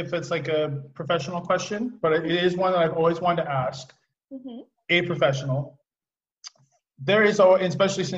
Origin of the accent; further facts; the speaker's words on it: Oregon, United States; also born or lived in Seattle, Washington; now in California, United States; I grew up in Oregon where it is rainy and I liked it. And then I lived in Seattle too